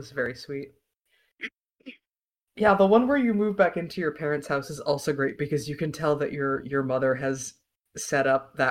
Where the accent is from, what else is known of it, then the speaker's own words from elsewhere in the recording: American South, United States; I am also from the northest part of the South.